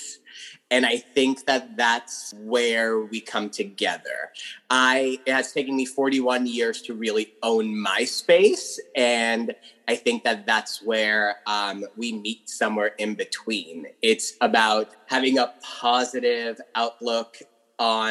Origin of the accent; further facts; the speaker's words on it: London, Ontario, Canada; now in Toronto, Canada; I grew up in London, Ontario